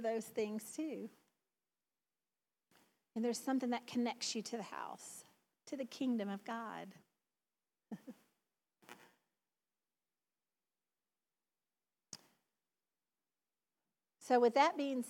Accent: the South, United States; accent: southern; my southern accent

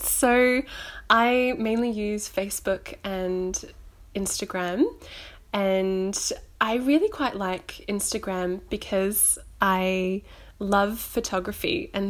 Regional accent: Gold Coast, Queensland, Australia; moved away as an adult; now in Melbourne, Australia; I came from Queensland down to Melbourne 2 years ago, and so it's a good way for me to keep updated with what's going back home on the Gold Coast

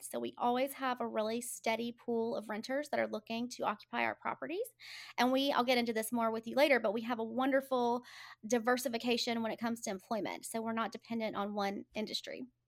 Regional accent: Birmingham, Alabama, United States; I'm a native, I was born and raised in Birmingham

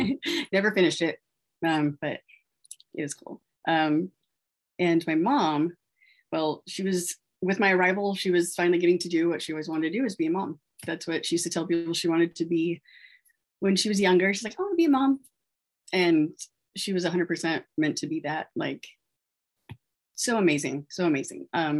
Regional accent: Texas, United States; born there; I was born in 85 in Texas to pretty much newly married parents.

